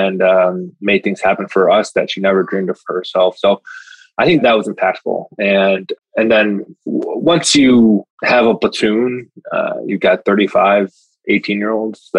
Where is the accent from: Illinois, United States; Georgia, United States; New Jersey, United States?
Illinois, United States; Chicago; Single mom, Chicago cop, growing up on the South Side of Chicago